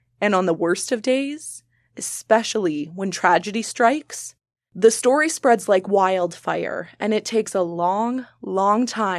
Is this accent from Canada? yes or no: yes; Saskatchewan, Canada; Shell Lake is about a 40-minute drive from my hometown.